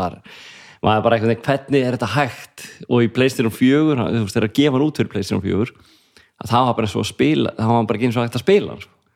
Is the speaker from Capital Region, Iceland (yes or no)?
yes; Reykjavík, Capital Region, Iceland; also born or lived in Garðabær; ólst upp í Breiðholtinu